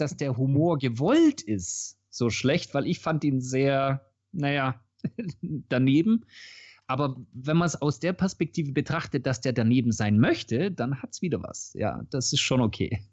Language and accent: German; Swabia, Germany; für mich als Schwabe